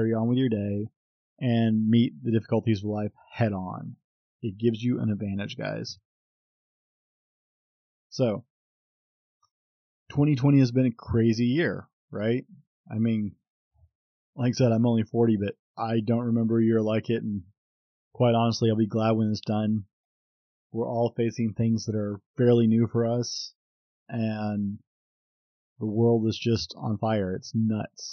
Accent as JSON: {"language": "English", "country": "United States", "said": "I'm an American"}